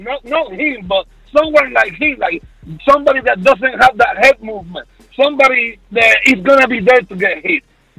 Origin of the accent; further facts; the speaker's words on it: Puerto Rico; accent: Caribbean; now in Dallas, United States; I'm from Puerto Rico.